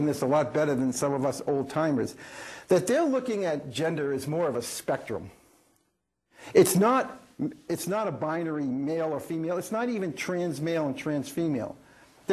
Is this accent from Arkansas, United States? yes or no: no; Melrose, Massachusetts, United States; When I was growing up in Melrose, Massachusetts, kind of blue collar, middle class